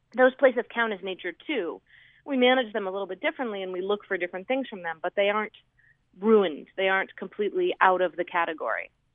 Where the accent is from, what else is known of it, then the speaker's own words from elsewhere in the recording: Seattle, Washington, United States; I grew up in Seattle, right in the city